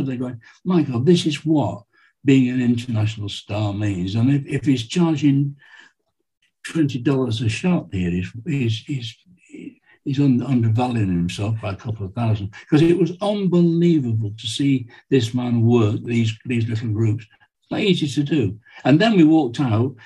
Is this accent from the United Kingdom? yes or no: yes; England, United Kingdom; I'm from England